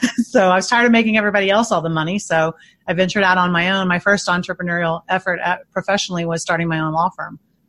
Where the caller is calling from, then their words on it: Indianapolis, Indiana, United States; Indianapolis, Indiana.